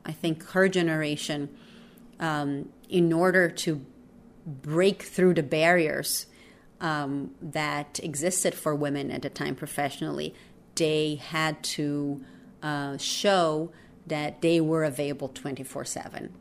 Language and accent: English; Brazil; English is a second language; moved away as an adult; also born or lived in New York; I grew up in Brazil